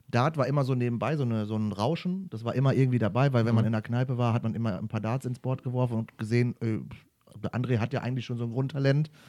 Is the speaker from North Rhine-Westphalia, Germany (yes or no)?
yes; Duisburg, North Rhine-Westphalia, Germany; komme ich {S2} ja aus dem äh, wunderschönen Ruhrpott, {S0} äh, so. aus {S2} Duisburg am Rhein. Heißt, äh, da bin ich aufgewachsen